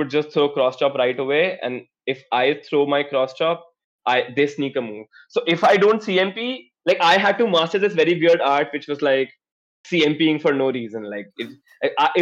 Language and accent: English; India